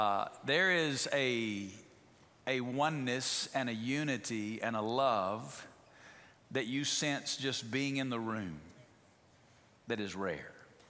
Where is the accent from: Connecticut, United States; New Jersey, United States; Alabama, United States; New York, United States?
Alabama, United States; moved away as an adult; also born or lived in Memphis, Tennessee; now in Las Vegas, United States; I'm from Alabama.